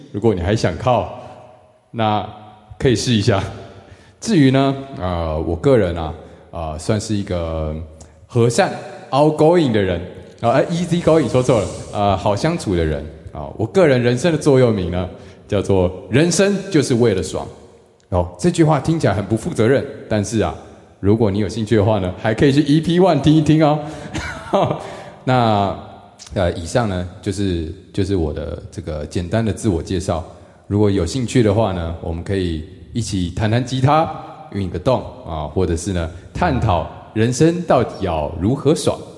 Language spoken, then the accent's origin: Chinese; Taiwan; moved away as an adult; now in Hong Kong; 我还台湾人。 然后我唔识讲广东话